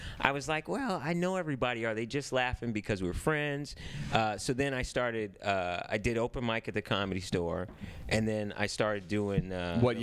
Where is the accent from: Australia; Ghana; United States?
United States; Cupertino, California; now in Los Angeles, United States; I was born here, but I grew up in Northern California.